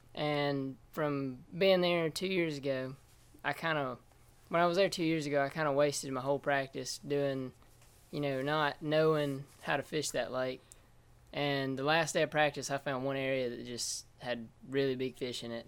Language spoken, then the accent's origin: English; Wilsonville, Alabama, United States; I grew up in Wilsonville, Alabama